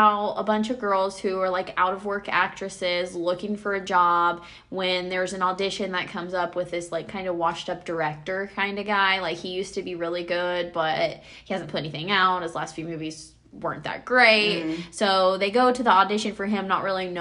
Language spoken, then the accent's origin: English; Indiana, United States; we're from Indiana